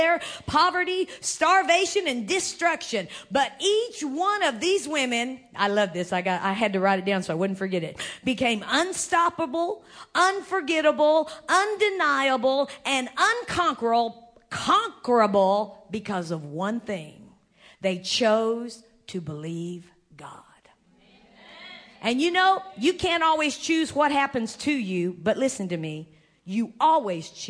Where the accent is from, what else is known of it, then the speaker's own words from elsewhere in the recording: United States; I'm an American, you know, Indian